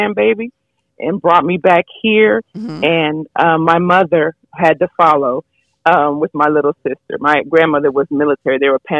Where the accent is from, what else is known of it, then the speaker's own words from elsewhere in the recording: San Antonio, Texas, United States; also born or lived in New York City; I was raised in San Antonio from New York. But like I said, raised here